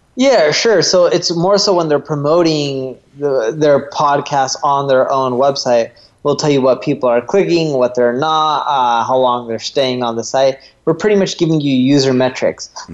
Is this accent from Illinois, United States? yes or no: no; North Orange County, California, United States; born or raised there